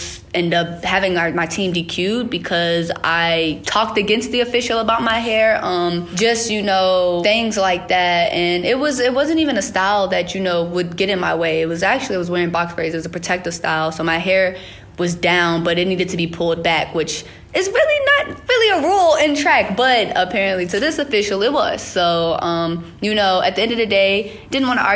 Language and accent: English; Richmond, Virginia, United States; moved away as an adult; also born or lived in Greenbrier County, West Virginia; I have two hometowns. I was born in Greenbrier County, West Virginia, and then moved to Richmond, Virginia